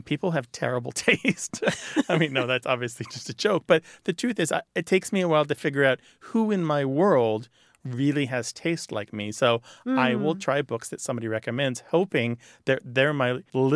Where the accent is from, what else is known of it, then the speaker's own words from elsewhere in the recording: Missouri, United States; moved away; I grew up in Missouri